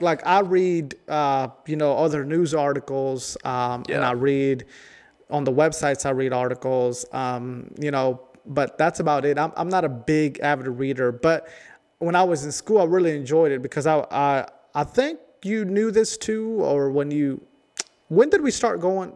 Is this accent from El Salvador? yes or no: yes; El Salvador; now in New River Valley, United States; I'm from El Salvador